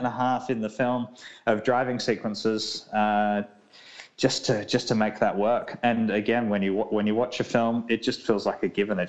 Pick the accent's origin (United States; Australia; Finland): Australia; South Australia; my home state of South Australia